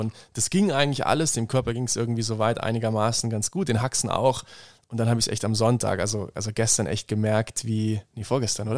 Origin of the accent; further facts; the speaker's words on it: Bad Lauterberg im Harz, Lower Saxony, Germany; moved away as an adult; now in Innsbruck, Austria; aus meiner Heimat, Bad Lauterberg im Harz